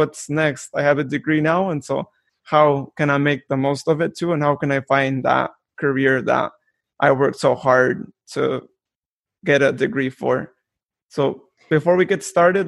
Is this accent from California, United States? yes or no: yes; Modesto, California, United States; born and raised in Modesto